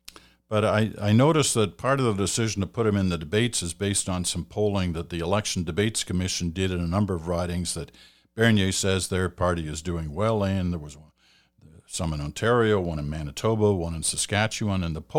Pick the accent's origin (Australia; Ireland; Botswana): Australia; now in Canada; I'm a new Canadian. I'm from Australia originally. This will be my first time voting in an election here in Canada.